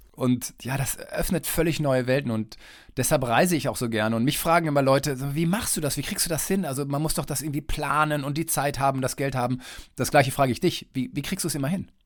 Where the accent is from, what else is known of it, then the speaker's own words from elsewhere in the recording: East Westphalia-Lippe, North Rhine-Westphalia, Germany; moved away; also born or lived in Saarbrücken / Mainz / Munich / Kiel; ich bin Westfale, also Ostwestfale-Lipper